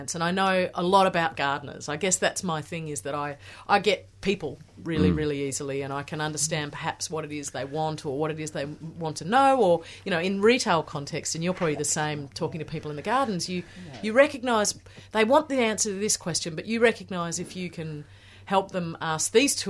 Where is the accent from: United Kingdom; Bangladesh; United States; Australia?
Australia; Fremantle, Western Australia; moved away; I was born and bred in WA. So yep. I grew up. I was born in Fremantle.